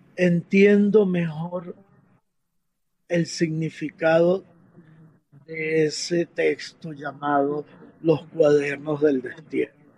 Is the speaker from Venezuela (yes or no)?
yes; Venezuela; moved away; also born or lived in Medellín, Colombia; como venezolanos